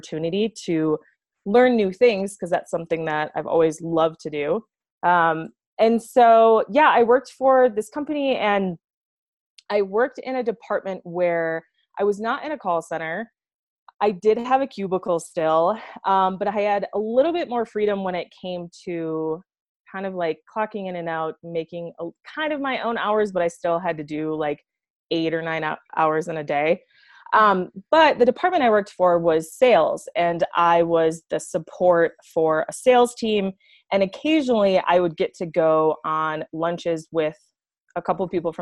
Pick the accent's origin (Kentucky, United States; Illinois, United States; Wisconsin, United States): Wisconsin, United States; moved away as an adult; now in Colorado, United States; I am originally from Wisconsin